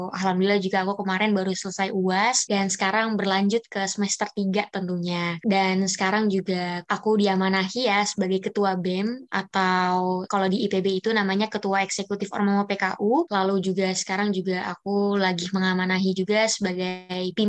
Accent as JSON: {"language": "Indonesian", "town": "North Jakarta", "region": "Jakarta", "country": "Indonesia", "lives_now": "Bogor, Indonesia", "said": "aku jadi nggak bisa pulang ke tempat asalku yaitu di Jakarta Utara, makanya aku tetap stay di Bogor."}